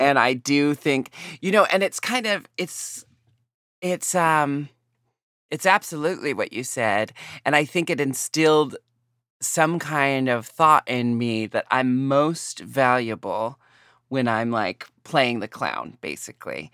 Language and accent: English; United States; growing up in America